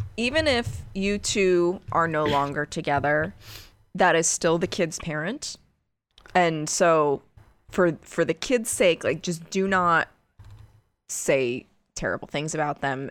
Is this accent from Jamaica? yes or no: no; United States; as an American